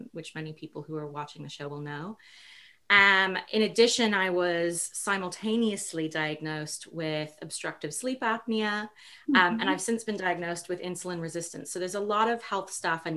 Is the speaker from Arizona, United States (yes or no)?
no; New York City, New York, United States; I grew up in New York City